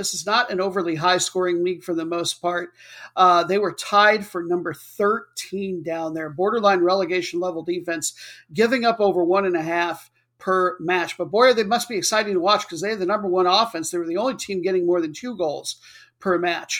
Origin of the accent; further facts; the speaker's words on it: Iowa, United States; the owls that I grew up with in Iowa